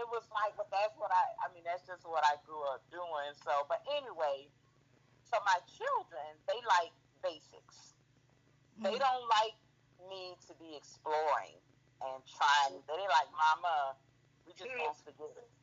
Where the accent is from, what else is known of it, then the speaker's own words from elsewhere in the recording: Savannah, Georgia, United States; moved away; I'm from Savannah.